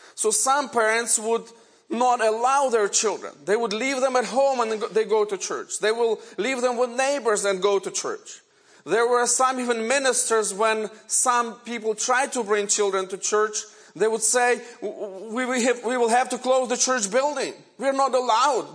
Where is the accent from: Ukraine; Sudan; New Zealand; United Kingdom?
Ukraine; first language Ukrainian; English is a second language; now in United States; And Ukrainian is my native language. I was born in Ukraine in 1970.